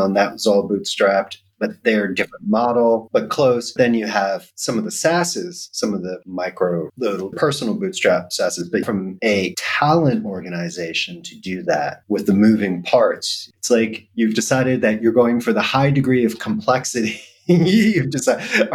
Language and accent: English; United States; moved away; I am happy American, but living abroad